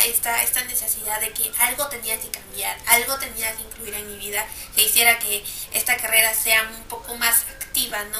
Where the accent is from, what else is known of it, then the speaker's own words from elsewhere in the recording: Peru; en mi país, en Perú